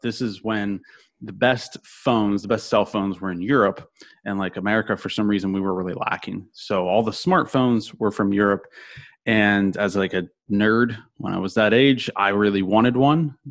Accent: Orlando, Florida, United States; I'm from Orlando

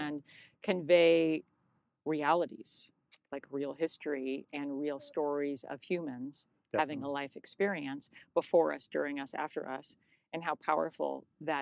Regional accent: United States; I'm born of immigrants, but I'm an American. Yeah. So I was a first American born in the family

